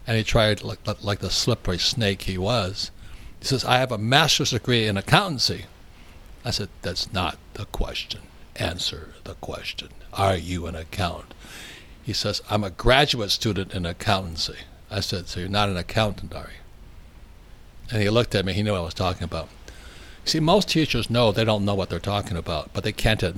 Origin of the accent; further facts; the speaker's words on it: United States; We're Americans.